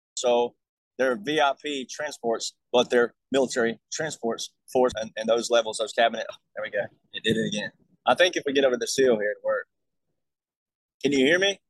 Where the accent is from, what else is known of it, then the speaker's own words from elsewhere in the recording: Alabama, United States; I'm from Alabama